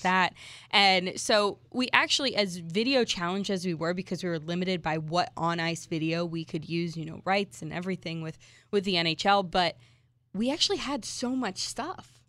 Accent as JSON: {"language": "English", "town": "Worcester", "region": "Massachusetts", "country": "United States", "tie": "born or raised there", "moved": "yes", "said": "I grew up in, in Worcester, Massachusetts"}